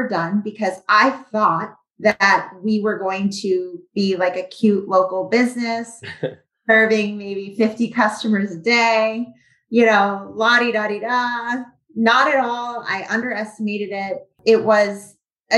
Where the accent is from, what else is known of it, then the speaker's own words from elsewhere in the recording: Weston, Massachusetts, United States; back at home in my hometown of Weston, Massachusetts.